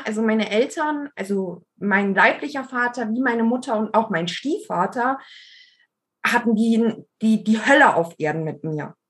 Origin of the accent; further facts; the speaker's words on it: Allgäu, Bavaria, Germany; ich bin im Allgäu geboren